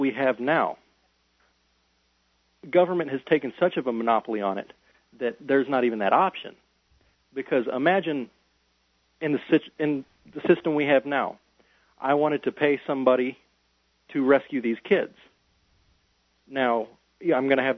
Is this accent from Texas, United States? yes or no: yes; West Texas, United States; I'm from West Texas, from right down the road from there